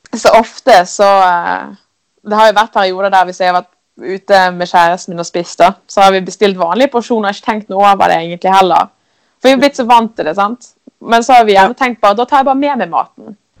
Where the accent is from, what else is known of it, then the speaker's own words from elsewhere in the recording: Askøy, Vestland, Norway; kommer jeg fra fra Askøy som ligger rett utenfor Bergen.